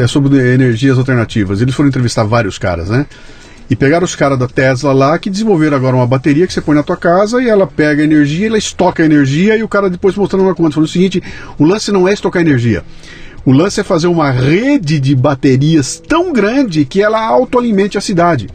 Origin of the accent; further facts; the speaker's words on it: Bauru, São Paulo, Brazil; quando era moleque lá em Bauru, que eu tinha 12 anos de idade, 13 anos de idade